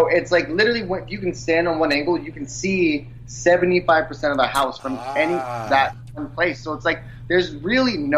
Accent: New York City, New York, United States; I'm from New York City, I'm born and raised, and it's, like, my city, like, I've been here my entire life, I've never lived anywhere else

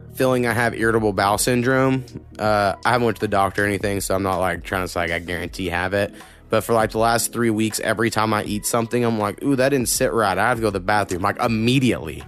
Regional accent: Oklahoma, United States; moved away; I grew up in a real small town, where you go Oklahoma

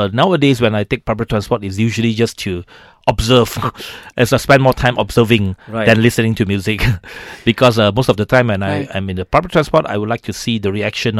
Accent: Seremban, Negeri Sembilan, Malaysia; I'm from Seremban. I'm a Seremban boy.

